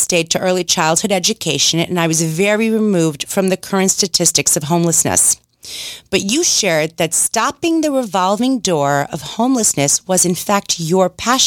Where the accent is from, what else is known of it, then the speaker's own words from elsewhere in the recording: New York City, New York, United States; my hometown of New York City